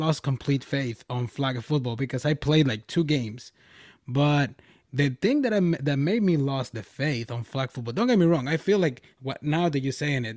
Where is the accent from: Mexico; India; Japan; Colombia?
Mexico; moved away; Back in my hometown, which is over there in Mexico, I'm from Mexico.